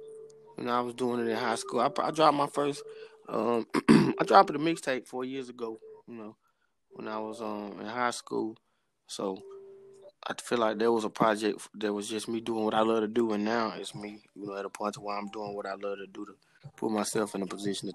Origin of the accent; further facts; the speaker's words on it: Shreveport, Louisiana, United States; With Shreveport, man, the city really just turned. Like Shreveport, as far as I can remember, just always been turned, you know.